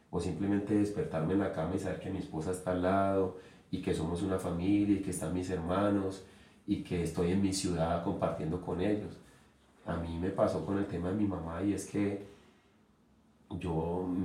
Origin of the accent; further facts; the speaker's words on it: Uruguay; moved away; es que yo me vine de Uruguay y dejé de jugar